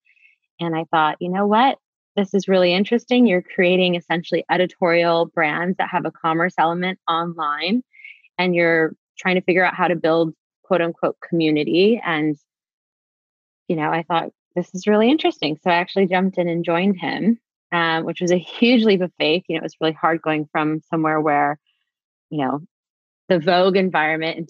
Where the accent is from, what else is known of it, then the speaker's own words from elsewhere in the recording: Los Angeles, California, United States; also born or lived in New York; I am from LA, born and raised. I grew up in Topanga Canyon